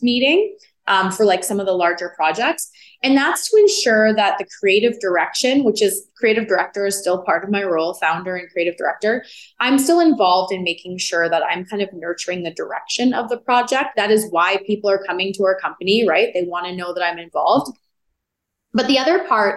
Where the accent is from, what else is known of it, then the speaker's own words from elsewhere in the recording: Edmonton, Alberta, Canada; now in Calgary, Canada; I'm originally born and raised in Edmonton, but I've been in Calgary now just as long as I was in Edmonton.